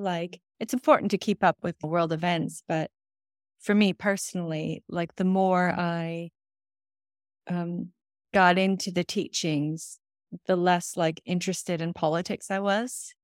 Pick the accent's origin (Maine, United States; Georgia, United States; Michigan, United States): Michigan, United States; moved away as an adult; also born or lived in New Zealand / London; now in Los Angeles, United States; I'm from Michigan